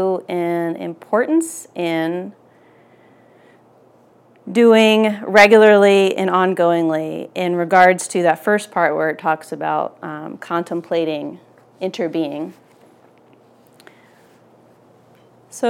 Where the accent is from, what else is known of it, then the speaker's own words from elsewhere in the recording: outside of Philadelphia, Pennsylvania, United States; where I grew up outside of Philly